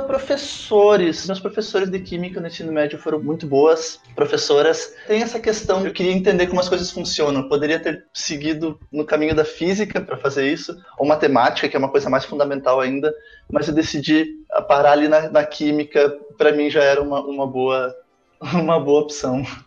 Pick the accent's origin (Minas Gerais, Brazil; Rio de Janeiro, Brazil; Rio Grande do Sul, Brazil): Rio Grande do Sul, Brazil; Santa Maria; Eu sou natural de Santa Maria, do Rio Grande do Sul